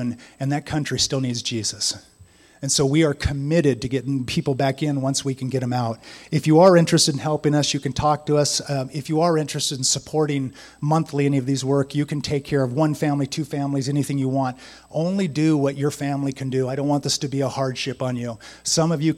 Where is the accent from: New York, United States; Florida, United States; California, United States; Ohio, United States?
California, United States; San Diego; I grew up in San Diego